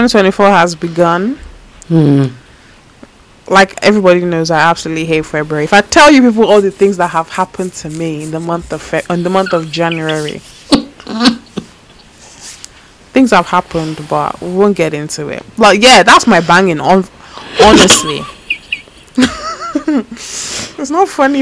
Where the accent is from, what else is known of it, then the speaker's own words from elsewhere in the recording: Nigeria; speaking as a Nigerian